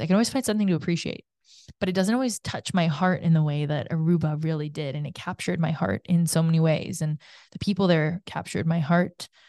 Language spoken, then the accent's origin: English; Canada; growing up in Canada